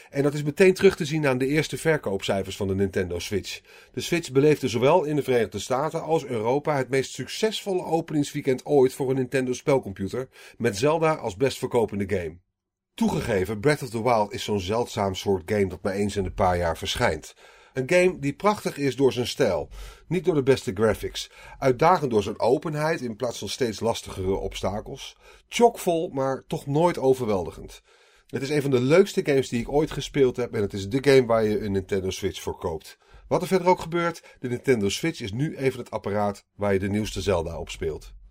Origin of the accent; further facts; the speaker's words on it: North Brabant, Netherlands; Toen ik opgroeide in Brabant at ik regelmatig in precies zo'n kot, het Voske, net over de Belgische grens in het dorpje Poppel.